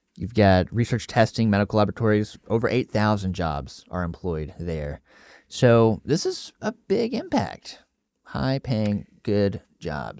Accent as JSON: {"language": "English", "region": "East Tennessee", "country": "United States", "tie": "born or raised there", "said": "I grew up in East Tennessee"}